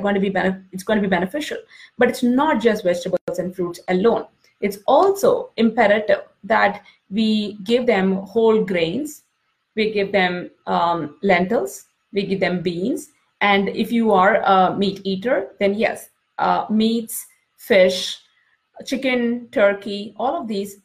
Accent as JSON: {"language": "English", "country": "India", "tie": "born or raised there", "moved": "as an adult", "lives_now": "United States", "said": "when I was growing up in India"}